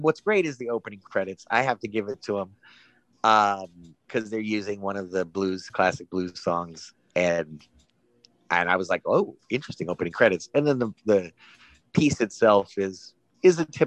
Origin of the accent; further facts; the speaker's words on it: Malibu, California, United States; I grew up in Malibu